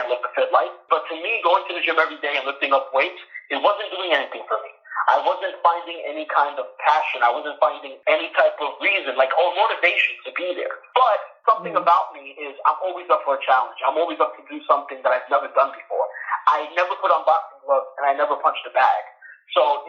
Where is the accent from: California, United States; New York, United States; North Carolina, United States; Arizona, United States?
New York, United States; New York City; I was born and raised in New York City